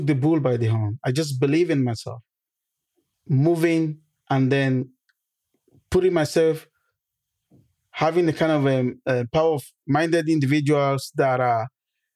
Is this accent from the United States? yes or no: no; Nigeria; moved away as an adult; also born or lived in Manchester, United Kingdom / Jos, Nigeria; now in United Kingdom; I'm from Nigeria originally. I came to this country the fall of 2006.